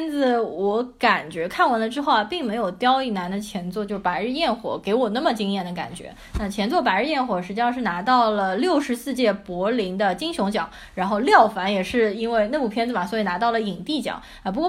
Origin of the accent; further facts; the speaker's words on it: Shanghai, China; 我作为上海人